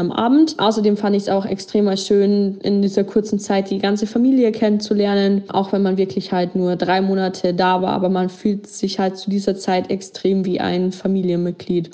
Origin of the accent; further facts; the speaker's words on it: Germany; bei uns in Deutschland